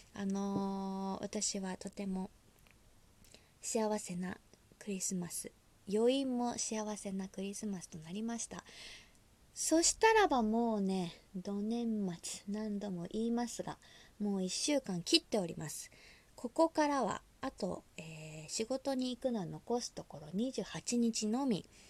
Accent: Osaka, Japan; moved away; 大阪出身でございます

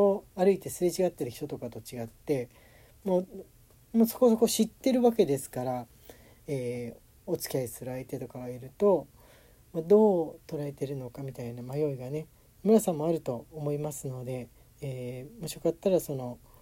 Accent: Tokyo, Japan; 東京でもね、やっぱり、あの、自分の実家の近くも大きな公園あった

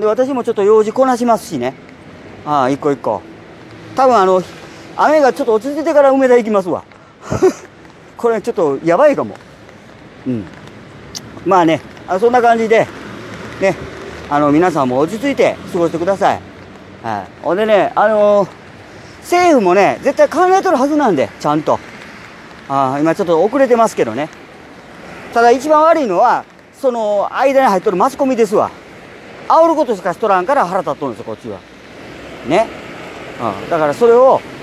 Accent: Japan; 我々ね純粋な日本人

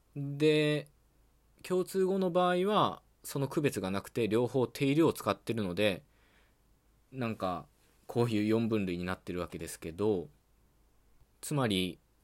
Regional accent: western Japan, Japan; accent: Western Japanese dialect; 僕はね西日本の方言の話者なので

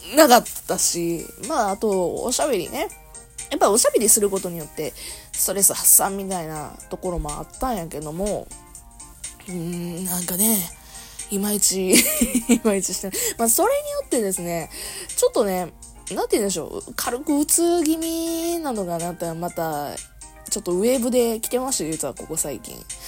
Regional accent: Kansai, Japan; accent: Kansai-ben; moved away as an adult; now in Kanto, Japan; 関西弁喋る場

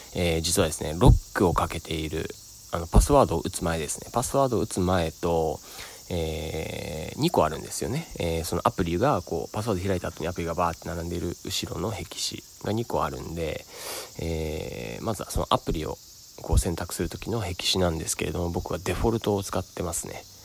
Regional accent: Sado, Niigata, Japan; moved away; 僕の故郷の佐渡島からお送りしております

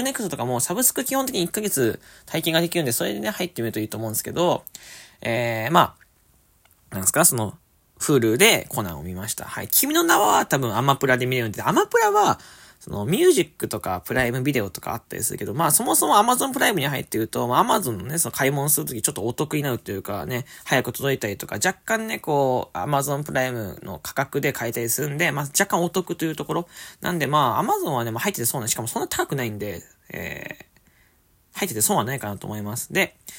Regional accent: Fukuoka, Japan; moved away; 地元の福岡に戻ってきておりまして

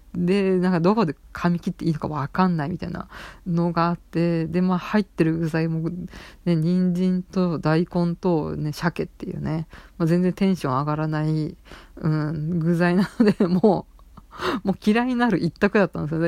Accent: Saitama, Japan; 関東というか埼玉出身

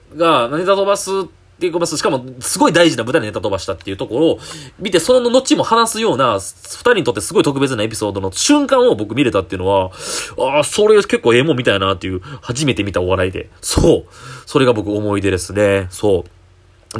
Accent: Kyoto, Japan; 僕地元京都なんですよ

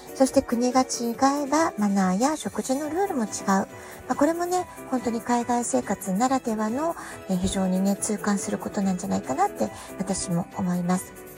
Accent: Japan; now in United States

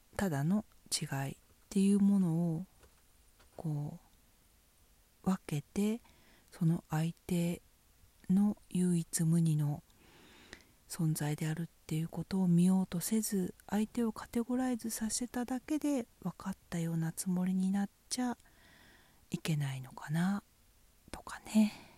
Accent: Fukushima, Japan; 私は福島県出身ですけど

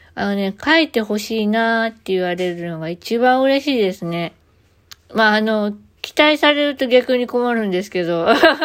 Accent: Kansai, Japan; accent: Kansai-ben

